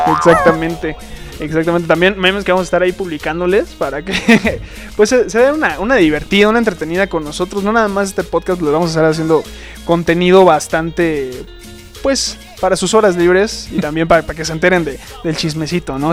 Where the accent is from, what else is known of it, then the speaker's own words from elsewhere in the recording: Mexico; los mexicanos también tenemos